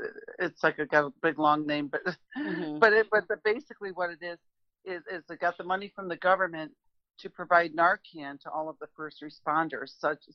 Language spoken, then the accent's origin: English; Rochester, New York, United States; moved away; also born or lived in Orlando; Rochester, New York, at my hometown.